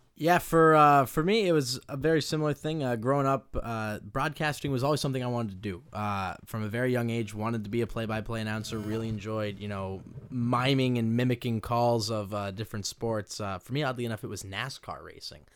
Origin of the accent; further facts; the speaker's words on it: Maine, United States; moved away as an adult; now in Stockton, United States; I originally hail from Maine, uh, so a very long ways away, uh, and, you know, growing up in Maine